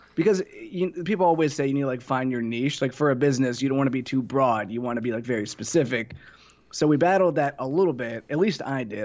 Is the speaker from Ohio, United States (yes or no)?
yes; Ohio, United States; moved away; also born or lived in Tennessee; I'm from Ohio originally